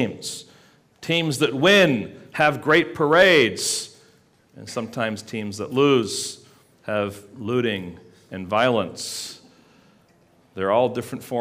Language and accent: English; England, United Kingdom; moved away; growing up in England